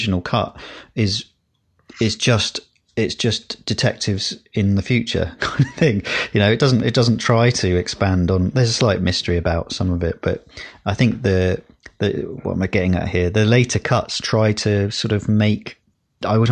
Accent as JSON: {"language": "English", "town": "Windsor", "region": "South East England", "country": "United Kingdom", "tie": "born or raised there", "said": "where I grew up in Windsor"}